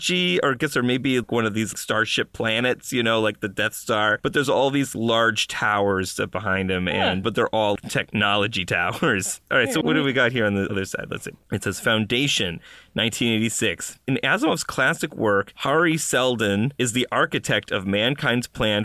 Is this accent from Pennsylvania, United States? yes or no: no; Buffalo, New York, United States; I'm from Buffalo, New York, where, of course, we're famous for our snows